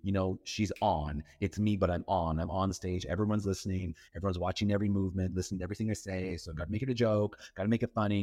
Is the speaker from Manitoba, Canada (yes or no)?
no; Powassan, Ontario, Canada; moved away as an adult; now in Toronto, Canada; grew up outside of Powhatan, Ontario, the art of Powhatan. It's outside of North Bay